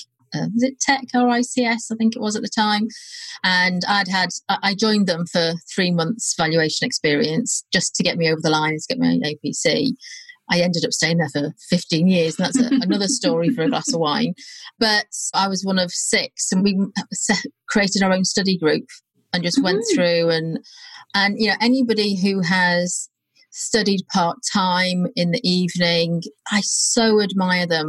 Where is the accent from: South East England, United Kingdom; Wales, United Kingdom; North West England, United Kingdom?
Wales, United Kingdom; North; moved away as an adult; also born or lived in Birmingham / London; I moved from North Wales to Birmingham. Now, that doesn't sound very far, but culturally, and the language as well, was quite different